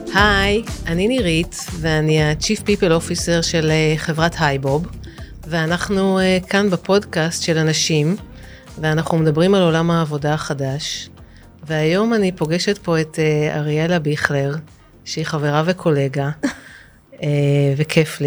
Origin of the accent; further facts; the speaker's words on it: Israel; אני קיבוצניקית באיזשהו מקום